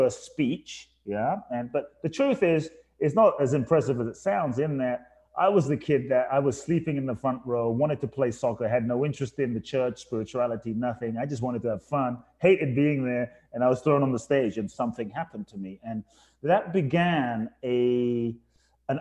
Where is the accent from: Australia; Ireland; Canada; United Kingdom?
United Kingdom; London; also born or lived in Ghana / Phoenix, United States / Tulum, Mexico; now in Los Angeles, United States; I was born in Ghana, West Africa. My father's from Ghana. My mother's from Japan. I grew up in London